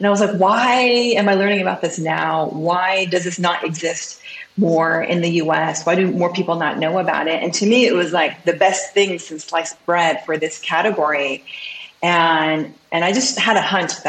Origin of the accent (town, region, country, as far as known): Seattle, Washington, United States; born or raised there; also born or lived in Seoul, South Korea / France